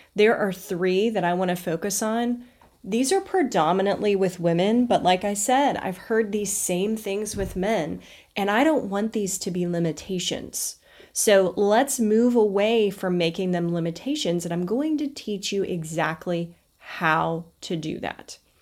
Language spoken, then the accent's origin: English; the South, United States; I was raised in the South